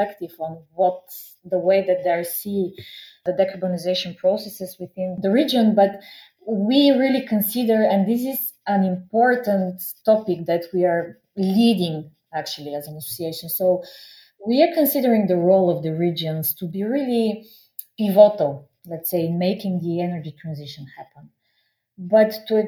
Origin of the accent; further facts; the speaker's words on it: Bulgaria; I'm also coming from the Balkans. Because I'm a Bulgarian